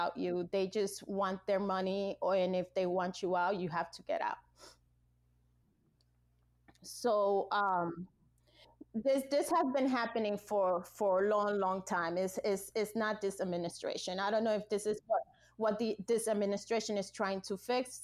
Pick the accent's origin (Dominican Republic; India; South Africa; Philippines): Dominican Republic; Santo Domingo; now in United States; I was born in Santo Domingo